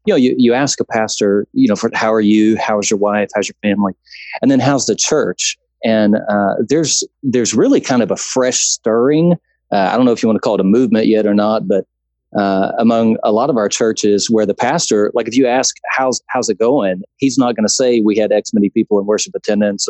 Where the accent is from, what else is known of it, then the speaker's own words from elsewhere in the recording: Baton Rouge, Louisiana, United States; now in Texas, United States; I grew up in Baton Rouge, and so I'm a transplant to Texas